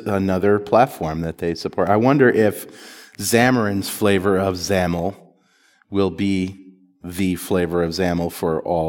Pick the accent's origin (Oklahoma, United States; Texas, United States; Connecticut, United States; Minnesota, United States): Connecticut, United States; I'm from Connecticut.